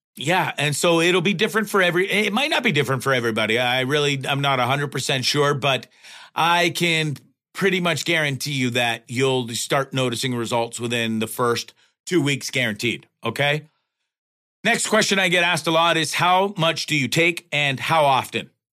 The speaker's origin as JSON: {"language": "English", "country": "Canada", "said": "as a Canadian and a Canadian citizen"}